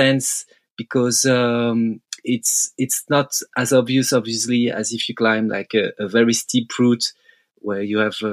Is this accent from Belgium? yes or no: yes; Belgium; English is a second language; me and Seb, we grew up climbing in Freyr. It's the Belgium crag